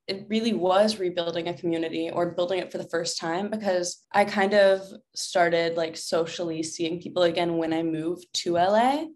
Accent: Atlanta, Georgia, United States; moved away as an adult; also born or lived in Alabama / upstate New York; now in Los Angeles, United States; when I was one, my family and I moved to Atlanta and lived there until I turned eighteen

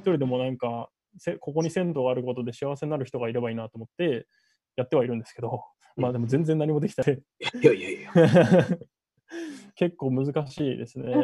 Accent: Tokyo, Japan; 3階が僕の実家で、えっと、2階がお父さんの歯医者で、1階が銭湯っていう感じです

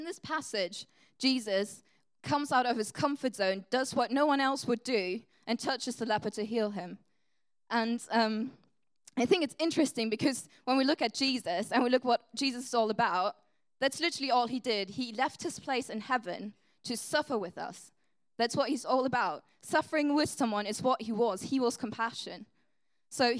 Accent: Germany; first language German; English is a second language; moved away; English is not my first language. I'm from Germany

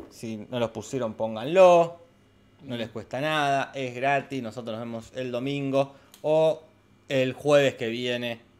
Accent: Mexico; Soy, confirmo, soy de México.

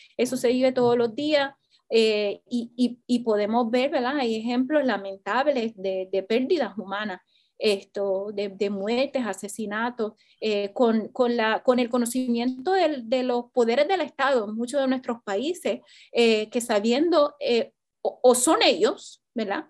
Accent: Puerto Rico; como puertorriqueños

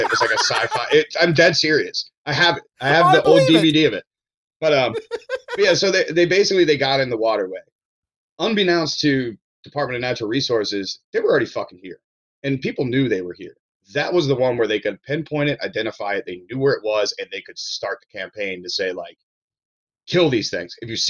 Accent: Ellicott City, Maryland, United States; also born or lived in Hawaii / Baltimore; we moved from Hawaii to Maryland when I was four. So yeah. I'm not from Hawaii. I'm from Maryland. No. You know, like, yeah. I grew up in Ellicott City, and, you know, I lived there until I moved to Baltimore City and then some other traveling

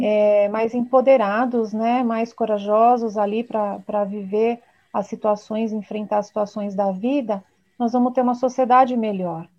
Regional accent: São Paulo, Brazil; sou aqui de São Paulo

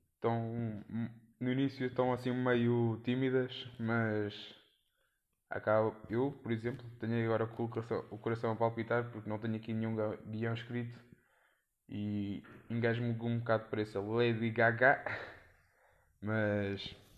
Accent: Leiria, Centro, Portugal; sou de Leiria

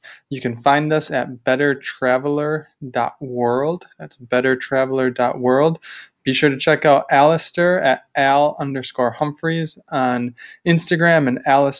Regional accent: Milwaukee, Wisconsin, United States; moved away as an adult; now in Orange County, United States; I didn't grow up here, and I remember I grew up in Wisconsin, in Milwaukee, right in the middle of the country

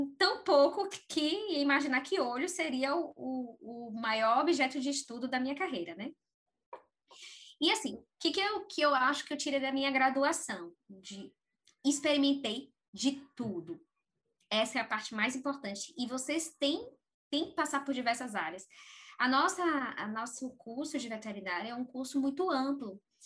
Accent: Aracaju, Sergipe, Brazil; also born or lived in Bahia; No estado de Sergipe, na cidade chamada Aracaju tá? E é, eu cresci lá, apesar de ser baiana

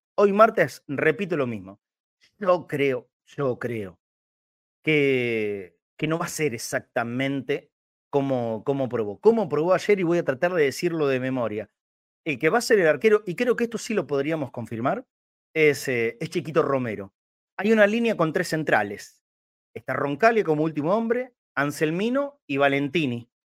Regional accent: Buenos Aires, Argentina; Yo soy más porteño

